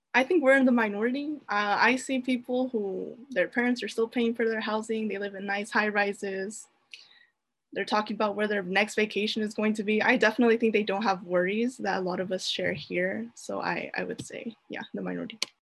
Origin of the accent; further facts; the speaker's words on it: Fresno, California, United States; I proudly hail from Fresno, California